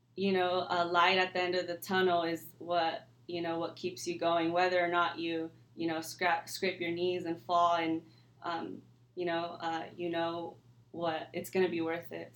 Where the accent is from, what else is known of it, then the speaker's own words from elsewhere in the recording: California, United States; I was born and raised here in California